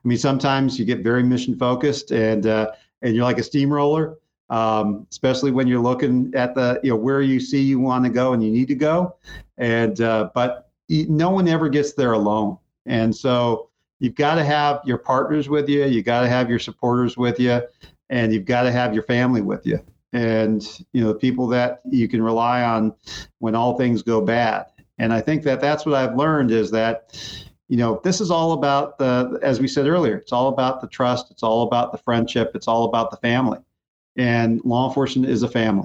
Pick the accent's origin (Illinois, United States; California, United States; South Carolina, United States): California, United States; Muscoy; I grew up in Muskoy